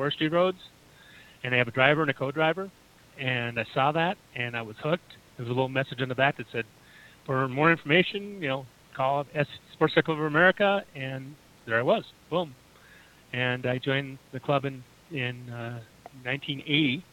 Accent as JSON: {"language": "English", "town": "Minneapolis", "region": "Minnesota", "country": "United States", "tie": "born or raised there", "also_born_or_lived": "California / Michigan / Illinois", "moved": "as an adult", "lives_now": "Plainfield, United States", "said": "I'm originally from Minneapolis, Minnesota, and I grew up there."}